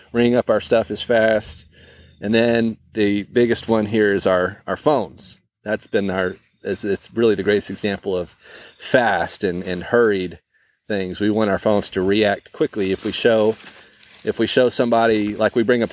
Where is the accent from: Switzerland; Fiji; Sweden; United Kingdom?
Fiji; now in United States; growing up in Fiji